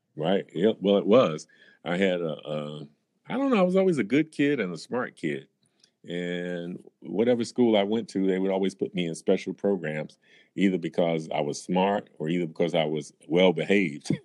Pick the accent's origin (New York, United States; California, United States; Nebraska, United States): New York, United States; New York City; moved away as an adult; also born or lived in Philadelphia area / Cleveland; now in Chicago, United States; I grew up in uh, Brooklyn, New York